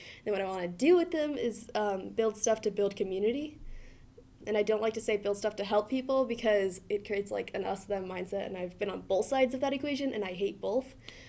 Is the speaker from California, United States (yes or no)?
yes; California, United States; now in Montana, United States; I'm from California.